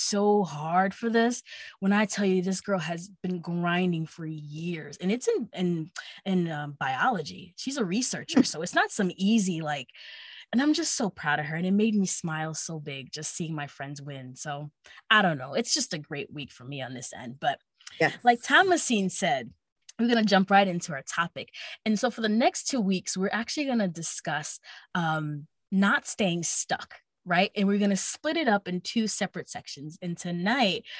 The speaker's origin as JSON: {"language": "English", "area": "Long Island", "region": "New York", "country": "United States", "accent": "Long Island", "moved": "as an adult", "said": "I'm from Long Island because apparently I sound like I'm from Long Island"}